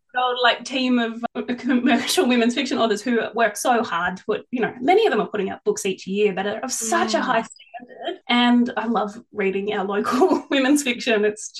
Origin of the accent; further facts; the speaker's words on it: Australia; also born or lived in Springwood, New South Wales; it's a really hard time to debut as an Australian author.